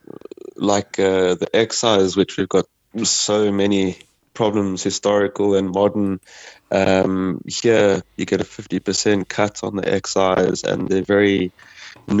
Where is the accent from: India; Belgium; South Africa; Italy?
South Africa; moved away as an adult; now in Mayo, Ireland; I get asked about my accent all the time, and they're very, very interested in where I come from